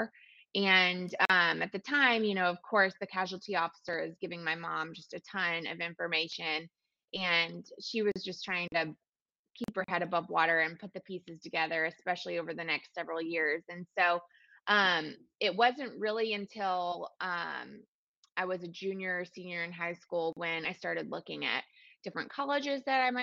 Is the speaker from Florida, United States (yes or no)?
no; Georgia, United States; also born or lived in North Carolina; I grew up in Georgia. My mom and my younger brother both still live there.